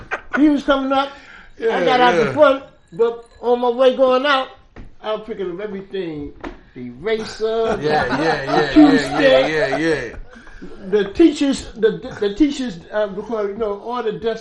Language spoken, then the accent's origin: English; New York City, New York, United States; I'm coming from Harlem. I'm coming from the Bronx.